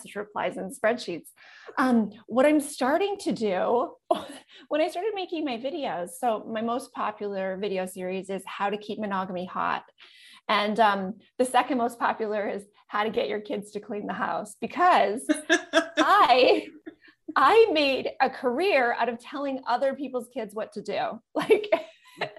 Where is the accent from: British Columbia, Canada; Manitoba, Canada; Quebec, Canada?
Manitoba, Canada; I grew up in central Canada, Manitoba, super small town